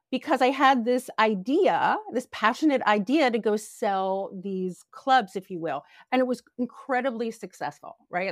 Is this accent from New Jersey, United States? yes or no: yes; New Jersey, United States; moved away; also born or lived in New York; I grew up in a really cute beach town in South Jersey